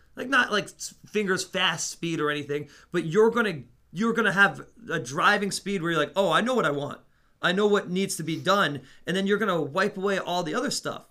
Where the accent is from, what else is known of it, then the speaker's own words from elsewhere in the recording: Netherlands; moved away; I grew up in the Netherlands.